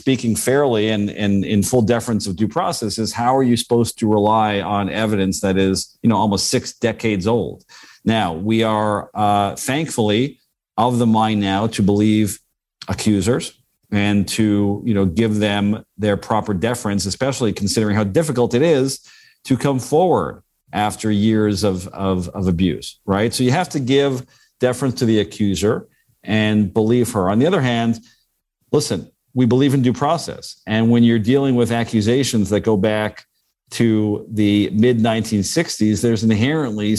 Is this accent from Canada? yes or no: yes; Canada; as a Canadian